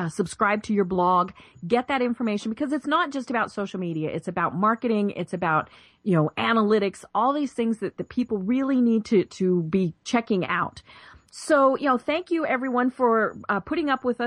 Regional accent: Colorado, United States; moved away as an adult; now in Atlanta, United States; I'm from Colorado and, you know, just moved to Atlanta last year

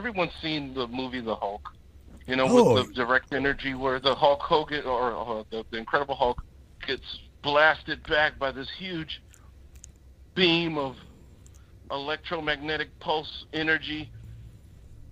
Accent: Chicago, Illinois, United States; moved away as an adult; now in Seattle, United States; I'm from Chicago, Illinois, and I was stationed up here in the beautiful Seattle area

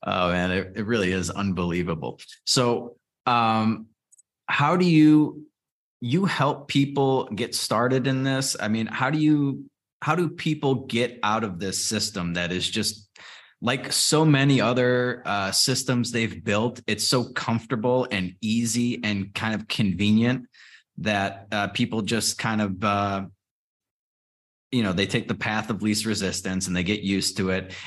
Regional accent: Chicago, Illinois, United States; I grew up in Chicago or just outside of Chicago

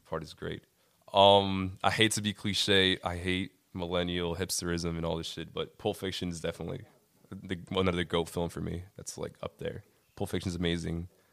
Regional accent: Linden, New Jersey, United States; I am from Linden, New Jersey. I'm Colombian

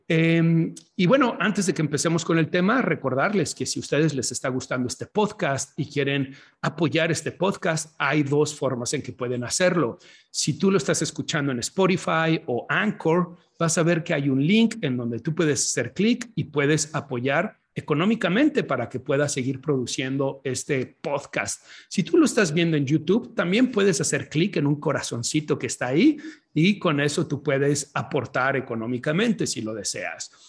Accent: Guadalajara, Jalisco, Mexico; now in Chicago, United States; estoy en la ciudad en donde nací, estoy en Guadalajara, Jalisco, México

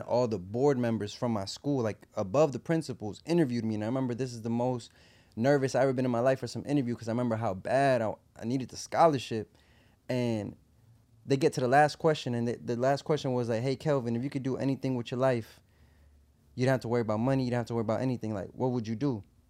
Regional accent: Puerto Rico; also born or lived in New York, United States; at the age of two, I moved to Puerto Rico

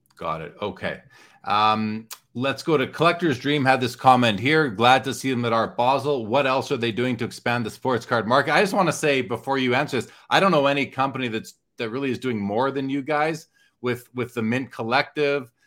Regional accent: Canada; as a Canadian

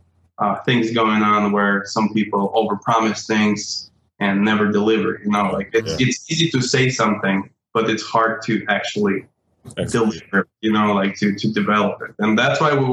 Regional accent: Russia; moved away as an adult; I'm originally from Russia, and so I started my journey back in 2003 back in Russia

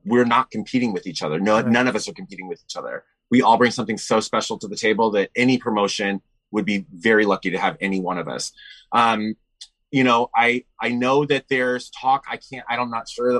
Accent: San Francisco, California, United States; my hometown here in San Francisco

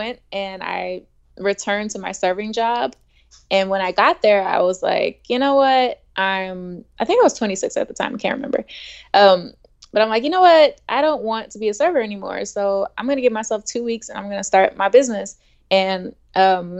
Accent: Houston, Texas, United States; moved away as an adult; now in Los Angeles, United States; I grew up in Third Ward, Texas

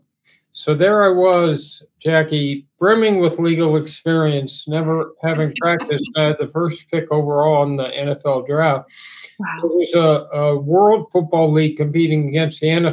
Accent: Los Angeles, California, United States; I grew up in Los Angeles

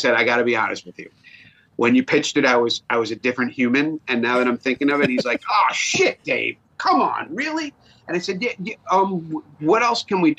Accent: New York, United States; accent: New York; my New York accent

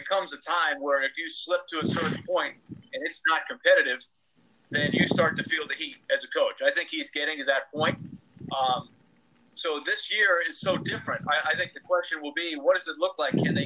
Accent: New York, United States; now in Nashville, United States; when I was growing up in New York.

